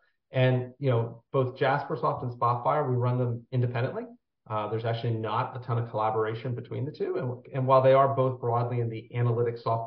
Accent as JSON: {"language": "English", "town": "Washington", "region": "District of Columbia", "country": "United States", "tie": "born or raised there", "said": "I grew up in the Washington, D.C. area"}